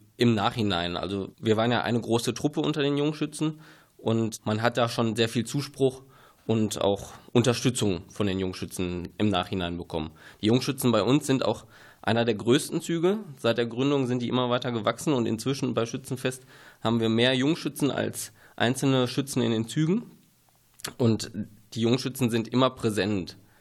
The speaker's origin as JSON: {"language": "German", "area": "Ruhr area", "region": "North Rhine-Westphalia", "country": "Germany", "moved": "as an adult", "lives_now": "Günne, Germany", "said": "Ich komme eigentlich aus dem Ruhrgebiet"}